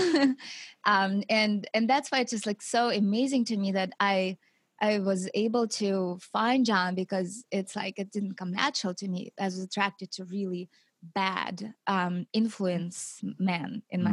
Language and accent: English; Siberia, Russia; moved away; I grew up in Russia, in Siberia, in a big city